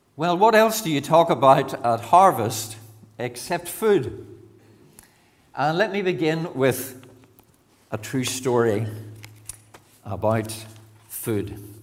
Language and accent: English; Banbridge, Northern Ireland, United Kingdom; moved away as an adult; also born or lived in Enniskillen / Bangor / Mazetown, between Lisburn and Moira; I'm a Banbridge man, born and brought up in Banbridge